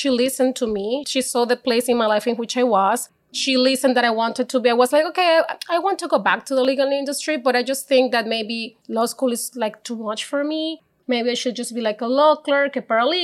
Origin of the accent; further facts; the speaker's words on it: Maracaibo, Zulia, Venezuela; accent: Spanish; English is a second language; moved away as an adult; now in Canada; I'm not from Caracas. I'm from Maracaibo, a different town in Venezuela